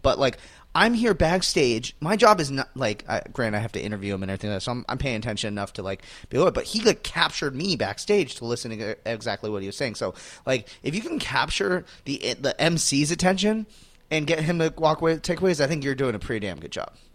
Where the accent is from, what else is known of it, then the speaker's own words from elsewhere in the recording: Phoenix, Arizona, United States; I'm in my hometown